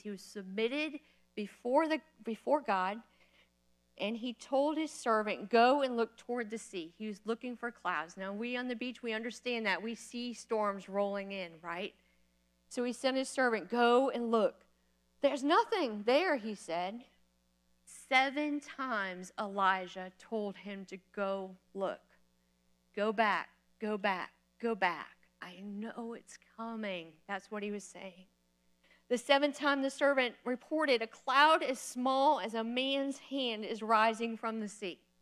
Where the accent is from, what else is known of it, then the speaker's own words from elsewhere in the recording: Florida, United States; moved away as an adult; also born or lived in Kentucky; I'm from Florida